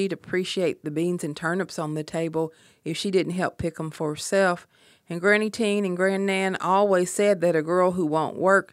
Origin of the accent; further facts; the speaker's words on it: Appalachia, United States; I'm from Appalachia